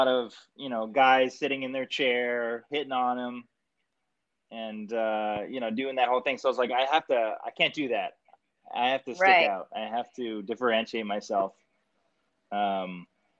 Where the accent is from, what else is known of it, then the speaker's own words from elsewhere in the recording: Canada; I'm Canadian and Italian